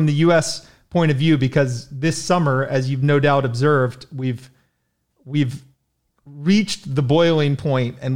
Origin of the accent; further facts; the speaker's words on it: United States; as an American